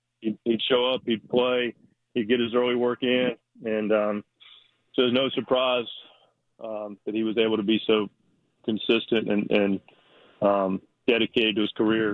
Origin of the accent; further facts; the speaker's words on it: North Carolina, United States; You know, I grew up in the Double A clubhouse with the Orioles, so I was a little more tuned into that organization